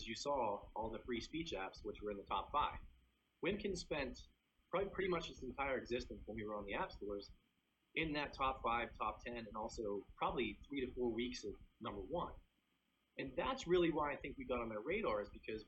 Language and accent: English; Pittsburgh, Pennsylvania, United States; I grew up in Pittsburgh and, you know, I have a Russian Polish family